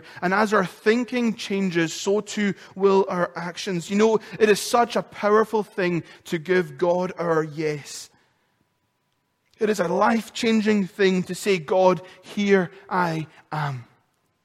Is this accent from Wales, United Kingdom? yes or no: no; Lewis, Scotland, United Kingdom; accent: Lewis; moved away; my accent, my Lewis accent gets so much more stronger when I come off the phone to another islander or I've spent time in Lewis